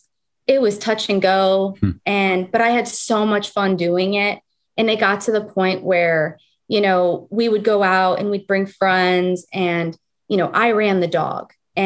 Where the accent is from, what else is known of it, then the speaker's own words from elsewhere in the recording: Las Vegas, Nevada, United States; also born or lived in California; I was born here originally, and then my family moved to Las Vegas. So I grew up in Nevada